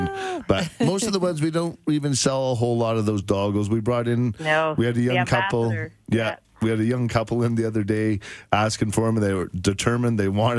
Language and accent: English; Bowness, Alberta, Canada; I grew up at Sunnyside in Bowness.